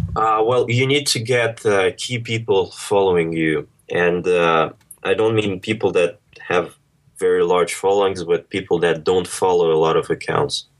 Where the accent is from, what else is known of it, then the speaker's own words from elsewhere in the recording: Monaco; moved away as an adult; also born or lived in Moscow, Russia; now in London, United Kingdom; I was born in Russia, moved to Monaco when I was four, finished high school here